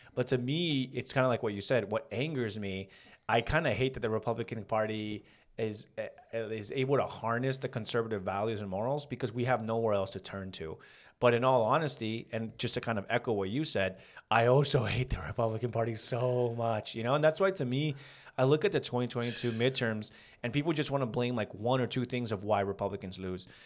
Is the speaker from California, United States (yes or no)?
yes; San Fernando, California, United States; We, we grew up in San Fernando.